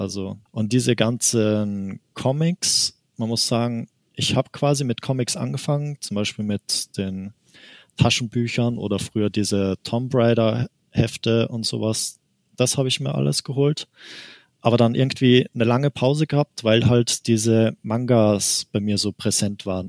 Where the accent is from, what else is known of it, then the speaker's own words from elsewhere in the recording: Austria; ich komme aus Österreich eigentlich, deswegen manche Wörter muss ich quasi auf Deutsch übersetzen.